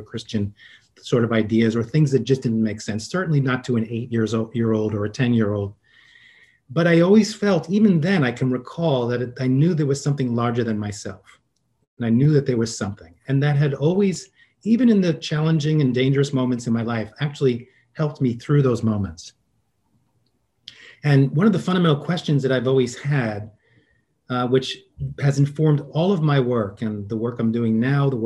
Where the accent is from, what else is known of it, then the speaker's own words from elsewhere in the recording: New York City, New York, United States; I'm originally from New York City, and it was a pretty volatile growing up